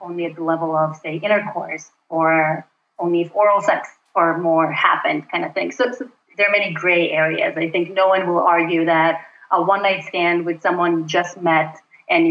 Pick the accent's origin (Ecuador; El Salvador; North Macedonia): North Macedonia; moved away as an adult; also born or lived in Brooklyn, New York City; now in New York City, United States; I am originally from Macedonia, which is a small country in Southeast Europe, just north of Greece. I came to the U.S. to do my PhD at Cornell about 8 years ago